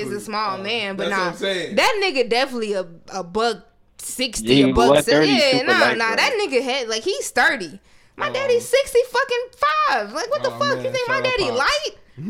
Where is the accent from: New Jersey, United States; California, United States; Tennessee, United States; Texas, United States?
Tennessee, United States; Memphis; Hey, I'm from Memphis.